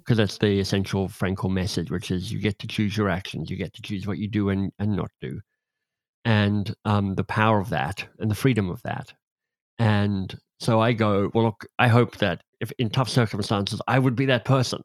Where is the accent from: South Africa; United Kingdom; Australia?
Australia; I'm Australian